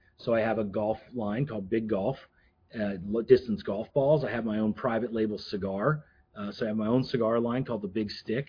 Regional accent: Florida, United States; moved away; I was from Florida

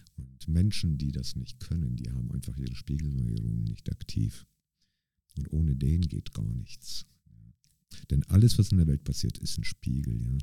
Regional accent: Bremerhaven, Bremen, Germany; now in St. Gallen, Switzerland; ich komme ja aus Bremerhaven, äh, also in, mhm. in, in Deutschland bin ich in Bremerhaven quasi aufgewachsen

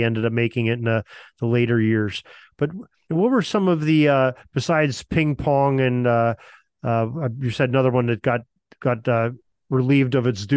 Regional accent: Erie, Pennsylvania, United States; My hometown of Erie, Pennsylvania

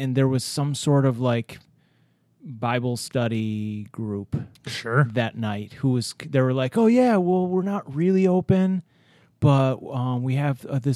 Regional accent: Rochester, New York, United States; I've been born and raised in Rochester

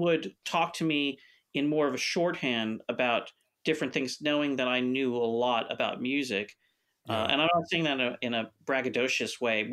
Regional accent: Los Angeles, California, United States; also born or lived in Santa Monica / Pacific Palisades; I grew up in Los Angeles, and I'm a native of Los Angeles, born in Santa Monica

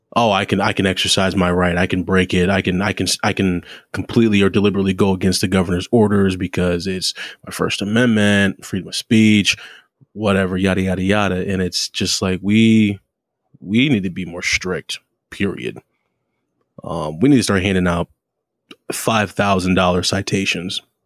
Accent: United States; us Americans

